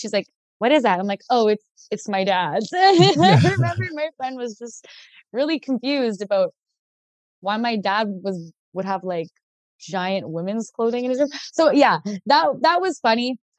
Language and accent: English; Ontario, Canada; Ontario, I'm from Canada.